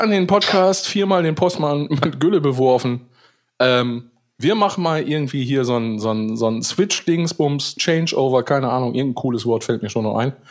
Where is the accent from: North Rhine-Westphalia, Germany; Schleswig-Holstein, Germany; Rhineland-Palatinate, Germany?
North Rhine-Westphalia, Germany; Saerbeck; ja, ich komme zwar aus Saarbeck, aber ich sage einfach, ich komme aus Brochterbeck.